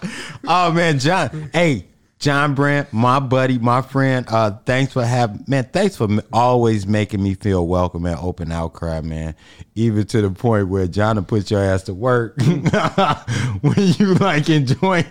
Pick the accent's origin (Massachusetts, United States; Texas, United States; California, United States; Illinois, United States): Illinois, United States; Chicago; I'm from the South Side